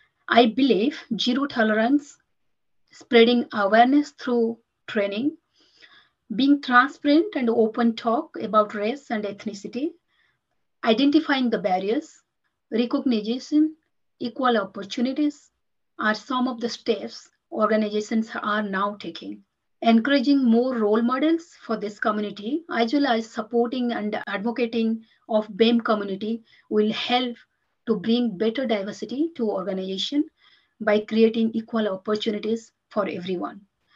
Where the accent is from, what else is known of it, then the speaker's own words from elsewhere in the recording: India; moved away as an adult; Having been born and brought up in India, and I moved to this country 14 to 15 years back, yes.